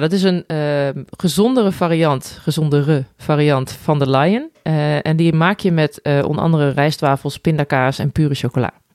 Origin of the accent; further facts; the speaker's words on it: Netherlands; now in Spain; als Nederlander